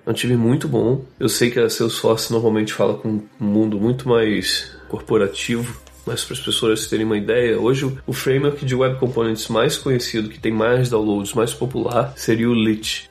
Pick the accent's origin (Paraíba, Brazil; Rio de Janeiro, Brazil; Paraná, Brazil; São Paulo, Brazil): Rio de Janeiro, Brazil; moved away as an adult; also born or lived in Boston, United States; now in West Coast, United States; Eu cresci no Rio de Janeiro